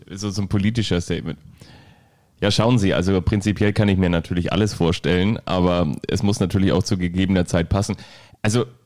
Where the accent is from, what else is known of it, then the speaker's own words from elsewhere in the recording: Bavaria, Germany; Außerdem bin ich ja auch Franke.